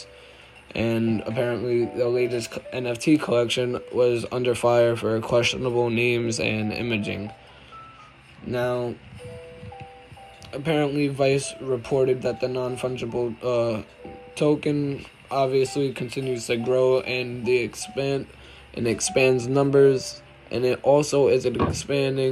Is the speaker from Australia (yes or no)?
no; New York, United States; I'm from New York